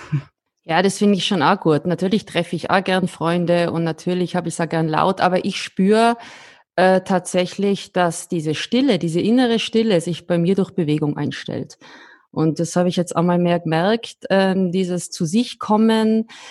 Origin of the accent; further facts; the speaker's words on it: Austria; als Österreicherin